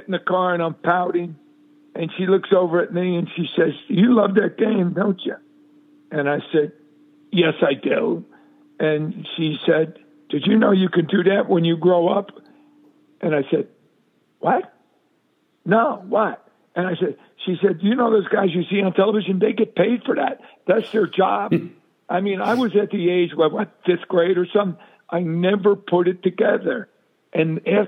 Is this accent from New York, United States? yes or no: no; Asbury Park, New Jersey, United States; we grew up in Asbury Park